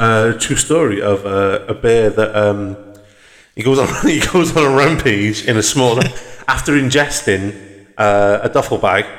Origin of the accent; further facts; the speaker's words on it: Wales, United Kingdom; accent: Welsh; He says, that sounds like a Welsh accent. And I was like, that's right.